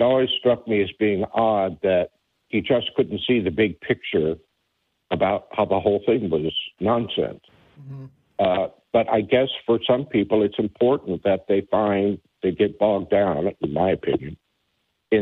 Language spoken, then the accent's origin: English; Independence, Missouri, United States; now in Florida, United States; I was born and raised in Independence, Missouri